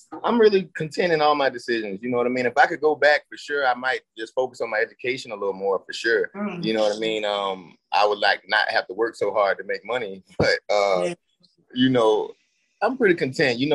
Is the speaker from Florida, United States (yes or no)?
yes; Florida, United States; also born or lived in Barbados / Nigeria; I'm actually from Florida